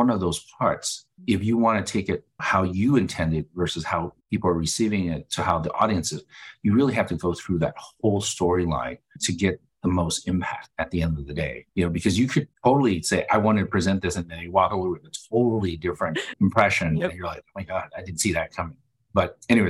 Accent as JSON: {"language": "English", "town": "Denver", "region": "Colorado", "country": "United States", "tie": "born or raised there", "said": "I went to John F. Kennedy High School here in Denver. And I'm calling it from Denver"}